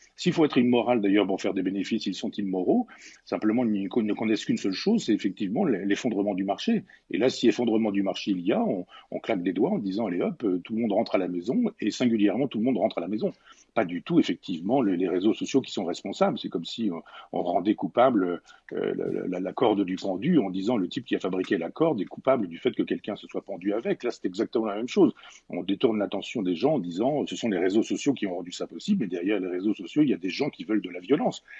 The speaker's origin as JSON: {"language": "French", "town": "Chambois", "region": "Normandy", "country": "France", "tie": "born or raised there", "said": "dans mon village natal en Normandie, à Chambois"}